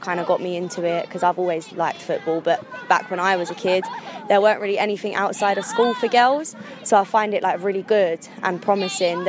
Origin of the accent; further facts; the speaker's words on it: London, United Kingdom; I'm originally from Crystal Palace